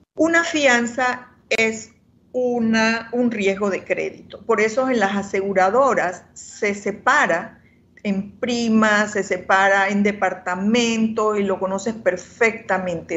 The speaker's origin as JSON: {"language": "Spanish", "country": "Panama", "said": "todos somos panameños"}